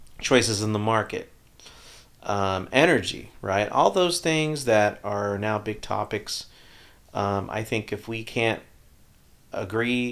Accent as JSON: {"language": "English", "region": "Texas", "country": "United States"}